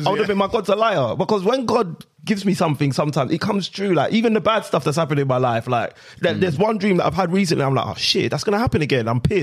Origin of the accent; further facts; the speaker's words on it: Nigeria; This has got nothing to do with being Nigerian, but big up Nigeria as well.